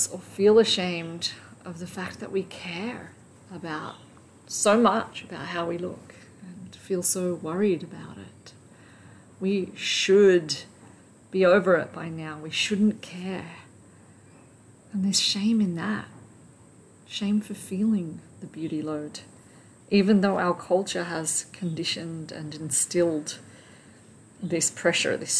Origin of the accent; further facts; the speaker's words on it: Australia; the culture that I grew up in Australia